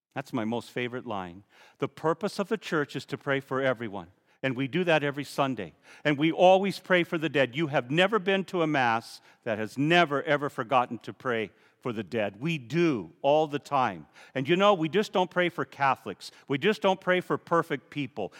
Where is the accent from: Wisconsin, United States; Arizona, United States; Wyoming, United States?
Arizona, United States; Safford; When I was a boy growing up in Safford, my brother and sisters and all the neighbors